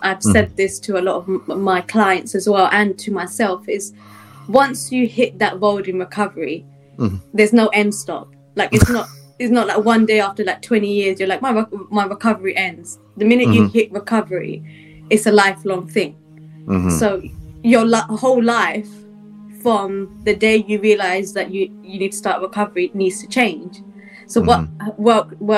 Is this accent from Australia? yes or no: no; London, United Kingdom; moved away as an adult; now in Northampton, United Kingdom; I grew up in East London, but I moved to Northampton afterwards